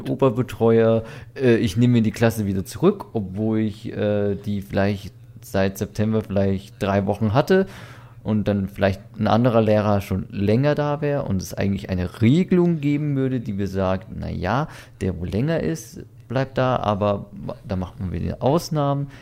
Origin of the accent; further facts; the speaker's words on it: Weiden in der Oberpfalz, Bavaria, Germany; bei uns in Weiden